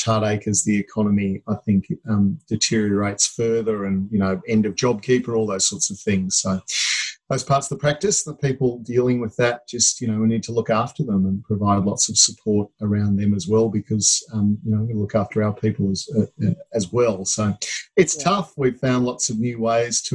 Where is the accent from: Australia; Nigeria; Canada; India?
Australia; Queensland; now in Melbourne, Australia; as a Queenslander originally